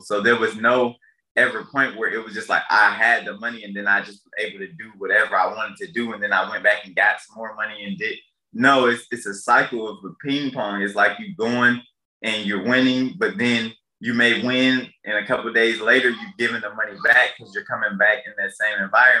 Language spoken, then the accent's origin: English; Detroit, Michigan, United States; I grew up in Detroit